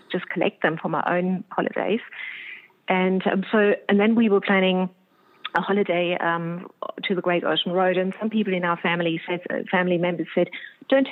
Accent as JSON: {"language": "English", "country": "Germany", "moved": "yes", "lives_now": "Australia", "said": "I'm from Germany"}